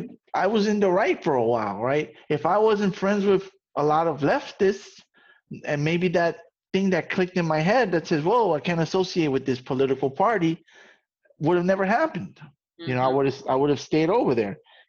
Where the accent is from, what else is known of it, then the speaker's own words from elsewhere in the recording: New York, United States; where I come from, who I am, I'm a guy from the South Bronx, what you would call the ghetto